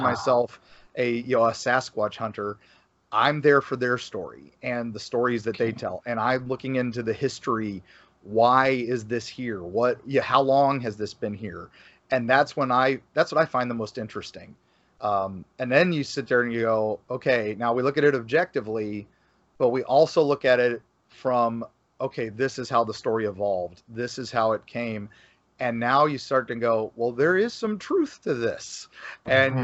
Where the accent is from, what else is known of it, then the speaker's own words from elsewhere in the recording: Florida, United States; we're creative types here in Florida